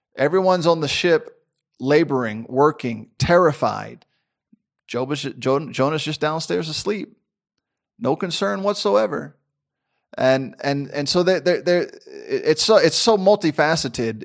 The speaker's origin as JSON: {"language": "English", "town": "Memphis", "region": "Tennessee", "country": "United States", "tie": "born or raised there", "also_born_or_lived": "Florida", "moved": "yes", "said": "I grew up in Memphis, Tennessee"}